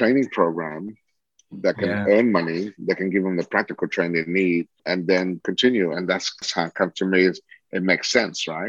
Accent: Sydney, New South Wales, Australia; moved away as an adult; also born or lived in Saigon, Vietnam / Singapore / Saudi Arabia; now in Vietnam; we finally, at the age of 8, we call Australia home. And that's where I grew up in Sydney

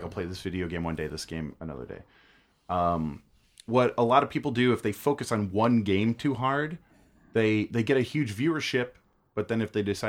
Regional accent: United States; I'm an American.

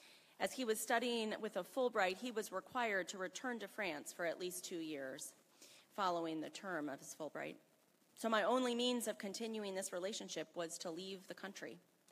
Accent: Selma, Alabama, United States; I grew up in Selma, Alabama, from a very conservative and fundamentalist-oriented white family.

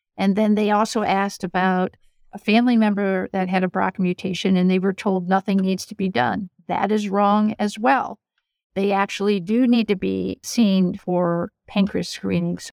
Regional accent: Rhode Island, United States; moved away as an adult; also born or lived in Ann Arbor, Michigan / North Carolina; now in New York, United States; I grew up in Rhode Island, in an academic family.

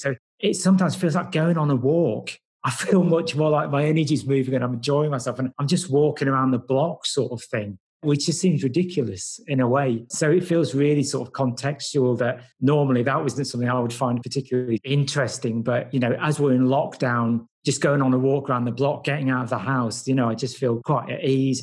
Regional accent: Nottingham, East Midlands, United Kingdom; also born or lived in Padmaloka; I'm from Nottingham. I've only been back in Nottingham actually for about six months

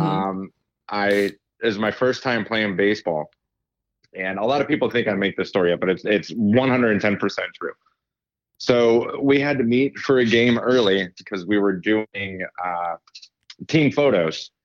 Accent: Ohio, United States; also born or lived in Pittsburgh; I'm from Ohio

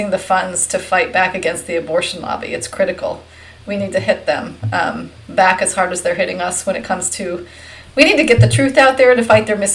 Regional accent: Virginia, United States; Virginia is my home state

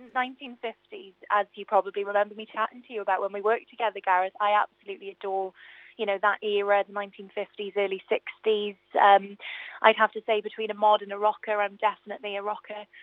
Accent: Newport, Wales, United Kingdom; my hometown theatre I've never actually sang

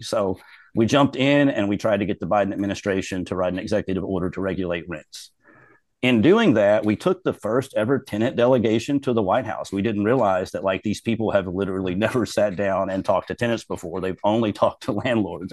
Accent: Robertson County, Kentucky, United States; now in Louisville, United States; I'm from Robertson County, which is the smallest county in the state

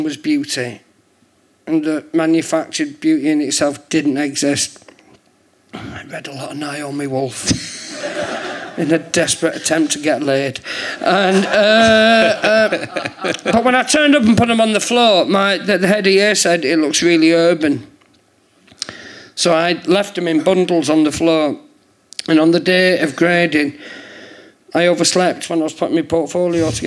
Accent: St Helens, North West England, United Kingdom; moved away as an adult; also born or lived in London; I'm from St. Helens.

